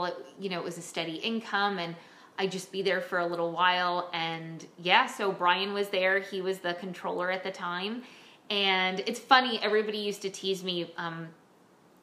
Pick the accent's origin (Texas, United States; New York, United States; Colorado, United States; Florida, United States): New York, United States; Bronxville; I was born in Bronxville, New York